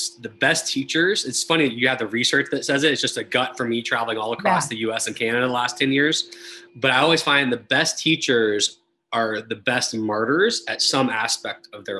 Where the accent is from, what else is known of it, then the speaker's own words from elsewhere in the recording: Florida, United States; moved away as an adult; also born or lived in Texas; I grew up in Florida, went to college in Texas